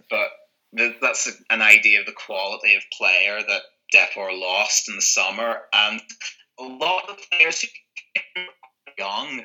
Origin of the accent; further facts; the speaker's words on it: Northern Ireland, United Kingdom; moved away as an adult; also born or lived in Santiago de Compostela, Spain; now in Madrid, Spain; I grew up in Northern Ireland.